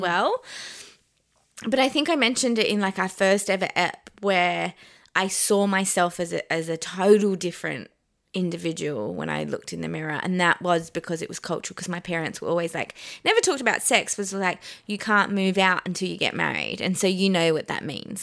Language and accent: English; Adelaide, South Australia, Australia; also born or lived in Iran / Pakistan; I was born in Iran, and then we escaped Iran. We migrated to Adelaide